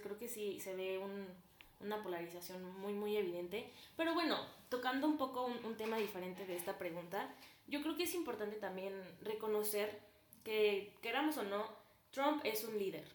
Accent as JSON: {"language": "Spanish", "town": "Celaya", "region": "Guanajuato", "country": "Mexico", "said": "también tengo 19 años y soy de Celaya, Guanajuato"}